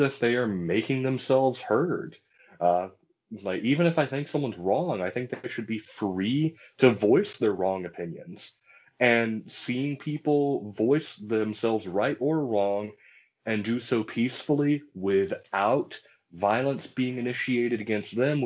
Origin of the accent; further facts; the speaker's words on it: Corinth, Mississippi, United States; I'm from Corinth